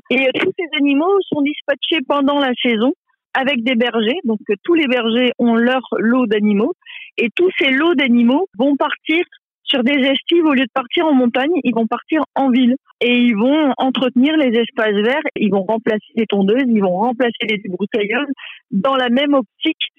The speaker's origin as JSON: {"language": "French", "town": "Lille", "region": "Hauts-de-France", "country": "France", "also_born_or_lived": "Alpes-de-Haute-Provence", "moved": "as an adult", "lives_now": "Lille, France", "said": "retourner dans ma région d'origine, qui est Lille."}